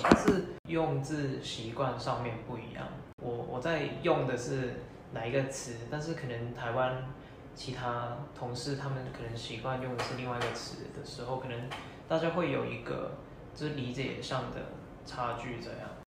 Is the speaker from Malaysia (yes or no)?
no; Hong Kong; first language Cantonese; Chinese is a second language; moved away as an adult; now in Taiwan; 我是来自香港的学生，现在在福大那边念资管，资管所的硕二